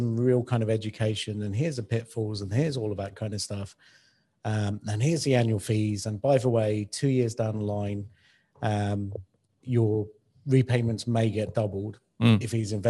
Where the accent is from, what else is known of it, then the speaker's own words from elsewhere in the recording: United Kingdom; now in Dubai, United Arab Emirates; I'm kind of from the UK and I live in Dubai.